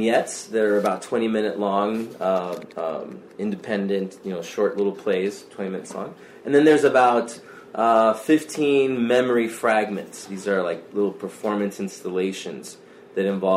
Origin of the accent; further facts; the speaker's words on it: Arizona, United States; also born or lived in Chicago; now in Tucson, United States; I'm from Arizona originally, up from Chandler and Tempe, that area is my mother's family